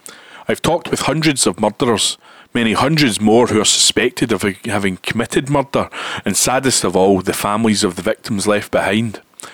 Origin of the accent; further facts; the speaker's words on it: Scotland, United Kingdom; I was returning to my hometown in Lanarkshire at the request of my sisters and their friends to look again at a case which has nagged away at them for decades.